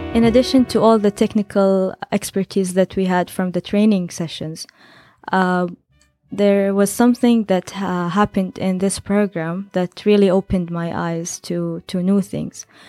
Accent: Saudi Arabia

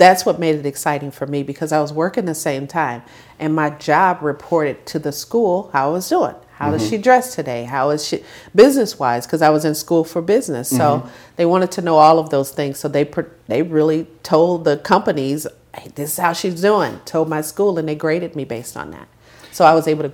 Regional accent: Joliet, Illinois, United States; also born or lived in Chicago; I grew up in Joliet, Illinois

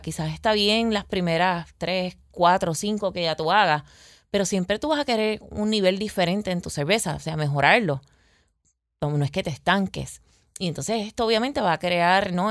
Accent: Peñuelas, Puerto Rico; moved away as an adult; also born or lived in Arecibo; mi pueblito amado, que es el pueblito de Peñuelas, eh, em, me mudo a Arecibo

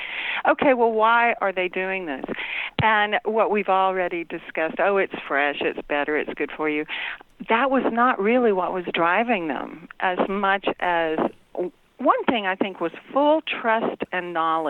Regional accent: Gulf Coast, United States; moved away; I grew up on the Gulf Coast.

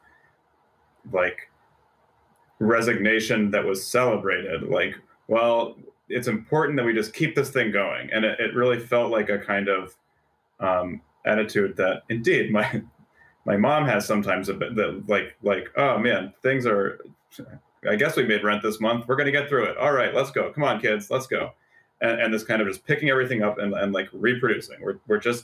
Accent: Evanston, Illinois, United States; also born or lived in Vermont; I grew up in Vermont and we moved to Evanston when I was 8

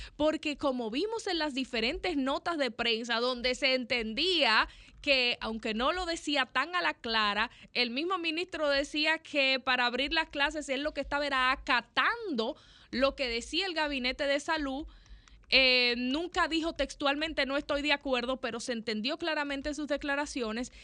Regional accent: Dominican Republic; nosotros como dominicanos

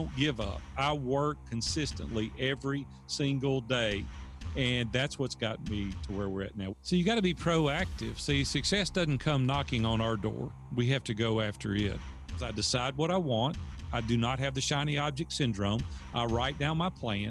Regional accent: Nashville, Tennessee, United States; I'm from Nashville, Tennessee, and native Nashvillian

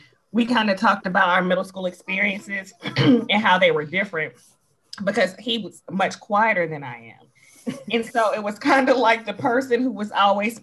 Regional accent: Georgia, United States; also born or lived in South Fulton, Georgia / Fayetteville, Georgia; I've always lived in Georgia

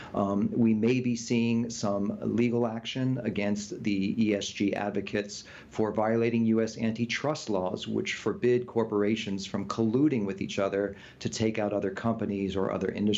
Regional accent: United States; we were raised in the United States

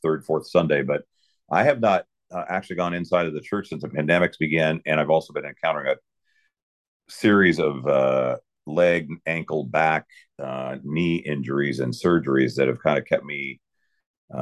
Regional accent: Spokane, Washington, United States; I'm a Spokane native. I grew up there as a diehard Cougar fan

